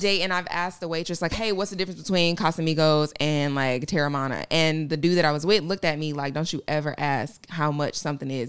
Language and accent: English; Atlanta, Georgia, United States; I'm from Atlanta